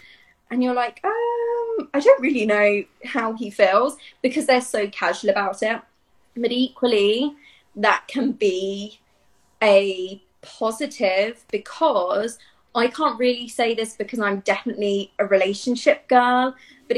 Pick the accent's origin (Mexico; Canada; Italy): Italy; also born or lived in Dublin / Barcelona; I grew up in Italy, and like you said, I've lived in Dublin, Rome, Barcelona, kind of everywhere.